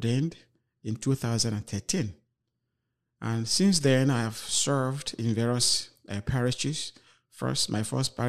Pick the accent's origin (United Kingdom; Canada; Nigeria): Nigeria; moved away as an adult; now in Freeport, United States; Originally, I am from Nigeria